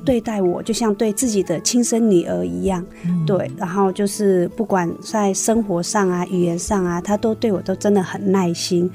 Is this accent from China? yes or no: no; Namhkam, Shan State, Myanmar; now in Hsinchu County, Taiwan; 我的家乡，我是来自缅甸南坎